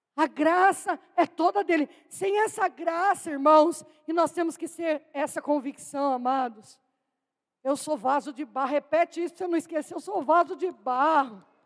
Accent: Itu, São Paulo, Brazil; eu sou da cidade de Tu, pertence à Diocese de Jundiaí

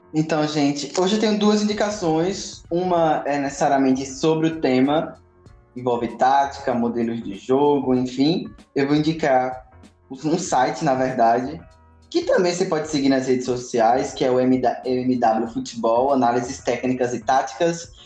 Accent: Brazil; eu sou brasileiro

